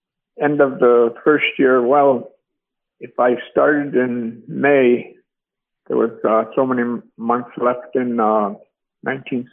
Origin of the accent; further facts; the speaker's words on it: Bethel, Alaska, United States; moved away as an adult; also born or lived in Anchorage, Alaska; now in Matanuska Valley, United States; I'm from Bethel, Alaska, born and raised there